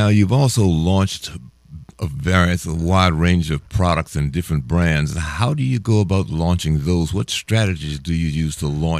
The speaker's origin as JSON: {"language": "English", "town": "Washington", "region": "District of Columbia", "country": "United States", "said": "I'm from Washington, D.C."}